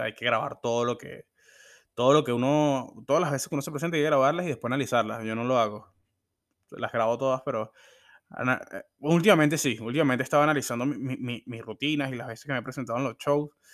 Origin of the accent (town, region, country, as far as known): Venezuela; born or raised there